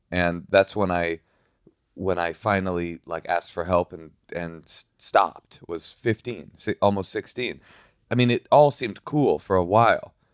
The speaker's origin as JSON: {"language": "English", "town": "Oakland", "region": "California", "country": "United States", "tie": "born or raised there", "said": "I grew up in Oakland"}